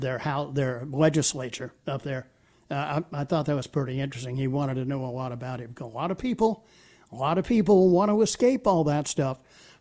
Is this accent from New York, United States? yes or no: no; Greenville, South Carolina, United States; he found out that I was from Greenville.